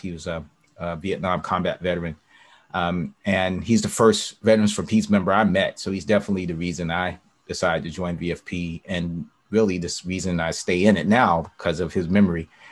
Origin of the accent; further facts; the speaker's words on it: the South, United States; also born or lived in Northeast US / Midwest US / West Coast US; now in West Coast, United States; I'm a Southerner, and I'm uh, grew up missionary Baptist